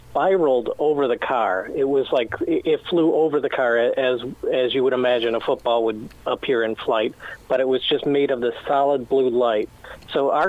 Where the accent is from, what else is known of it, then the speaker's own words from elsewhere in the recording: Sterling Heights, Michigan, United States; where I grew up in Sterling Heights